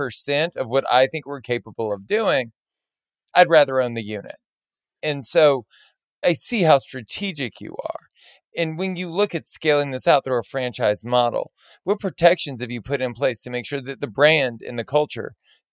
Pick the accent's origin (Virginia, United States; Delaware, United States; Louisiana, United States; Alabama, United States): Louisiana, United States; Southern; We're both from Southern Louisiana. We're only a few years apart in age.